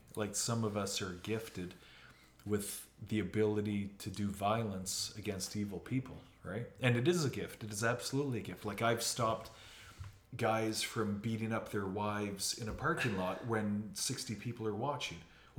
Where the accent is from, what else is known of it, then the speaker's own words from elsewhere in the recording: Moose Jaw, Saskatchewan, Canada; born there; And I was born in Moose Jaw.